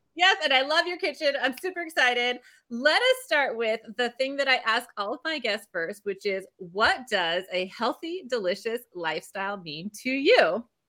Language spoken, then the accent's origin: English; California, United States; also born or lived in England; growing up in California, I had sun all the time until I was in England